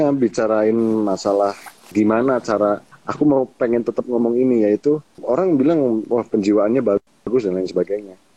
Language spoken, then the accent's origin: Indonesian; Java, Indonesia; Nah, kebetulan di Hasanah aku sebagai orang Jawa itu juga Kak suung kayak Manekung